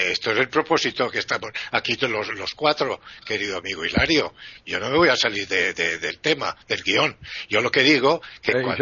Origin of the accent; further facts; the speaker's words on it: Spain; Yo soy español